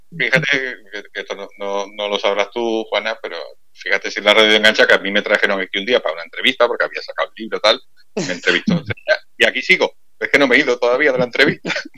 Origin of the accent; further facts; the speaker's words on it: Málaga, Andalusia, Spain; soy de Málaga